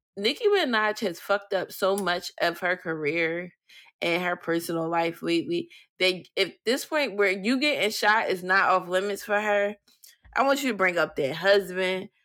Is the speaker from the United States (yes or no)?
yes; Philadelphia, Pennsylvania, United States; I'm from Philly